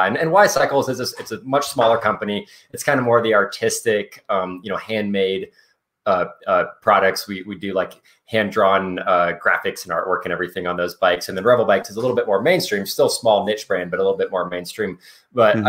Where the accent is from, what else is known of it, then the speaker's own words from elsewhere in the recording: Anchorage, Alaska, United States; now in Carbondale, United States; I grew up in Anchorage, Alaska, and was a total bike nerd